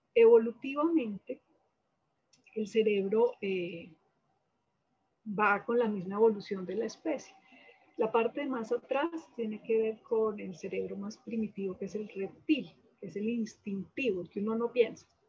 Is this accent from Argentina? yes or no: no; Manizales, Caldas, Colombia; moved away as an adult; now in Bogotá, Colombia; yo soy de Manizales, eh, estudié medicina en la Universidad de Caldas y después vine a Bogotá